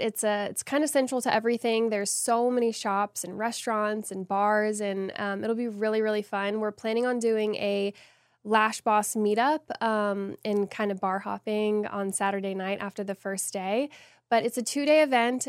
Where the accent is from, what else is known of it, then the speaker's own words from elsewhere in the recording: Austin, Texas, United States; the first event of its kind in Texas, and I'm so excited to be bringing it to my hometown